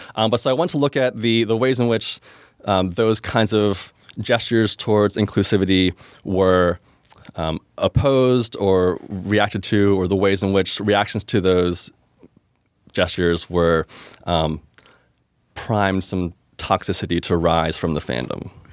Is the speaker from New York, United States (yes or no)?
no; Pittsburgh, Pennsylvania, United States; I'm from Pittsburgh originally and have since relocated my personal life to the city of Pittsburgh